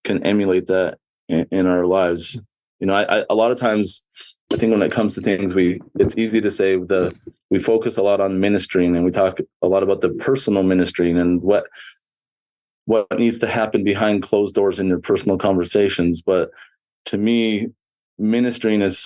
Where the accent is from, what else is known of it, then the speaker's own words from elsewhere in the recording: Southern Alberta, Canada; I grew up in Southern Alberta, Canada